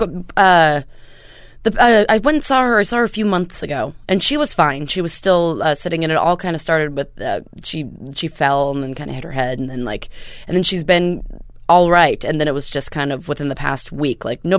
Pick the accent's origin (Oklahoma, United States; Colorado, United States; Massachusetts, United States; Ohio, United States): Oklahoma, United States; Tulsa; I'm from Tulsa, Oklahoma.